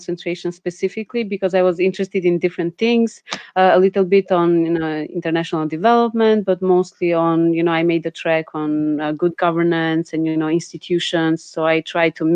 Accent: Albania; I'm from Albania and calling from Tirana, Albania.

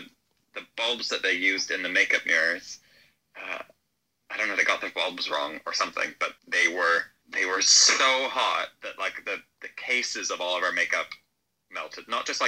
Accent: Canada; moved away; I'm fully Canadian. I don't know.

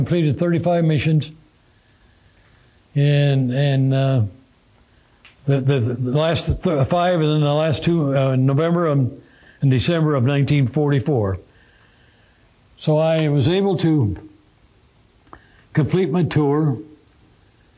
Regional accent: Midwest, United States; I was from the Midwest, get back to the Midwest

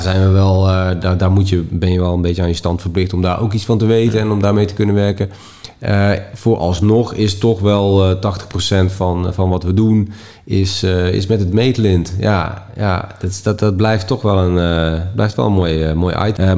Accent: Netherlands; We blijven nuchtere Hollanders

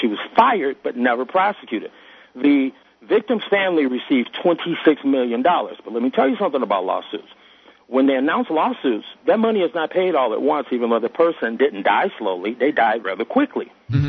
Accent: Chicago, Illinois, United States; moved away as an adult; now in Arizona, United States; I grew up in Chicago, lived there all my life. I no longer live there.

